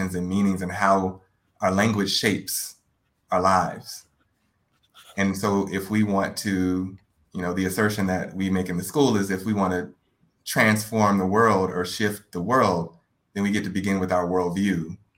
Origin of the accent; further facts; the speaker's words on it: Baton Rouge, Louisiana, United States; I'm originally from Baton Rouge, Louisiana